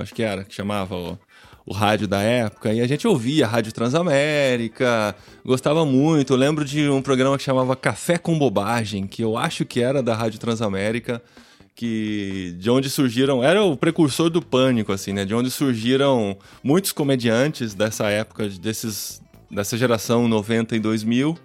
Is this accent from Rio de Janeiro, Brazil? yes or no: no; Piracicaba, São Paulo, Brazil; moved away as an adult; now in Linares, Spain; Mas eu sou de Piracicaba, no interior de São Paulo. Nasci há alguns anos, né?